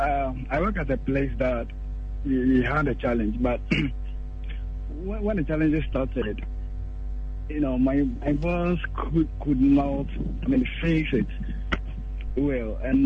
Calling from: Butte, Montana, United States; I'm from Butte.

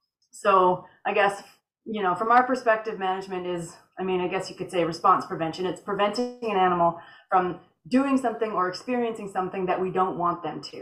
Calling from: British Columbia, Canada; I'm coming from Northern British Columbia, Canada.

